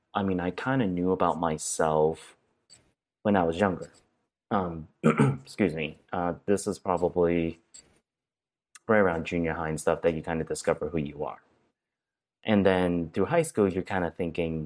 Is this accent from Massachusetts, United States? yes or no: yes; Brockton, Massachusetts, United States; first language Cantonese; moved away; also born or lived in Marion, Ohio; I'm actually from Brockton, Massachusetts. That's the correct hometown that I'm from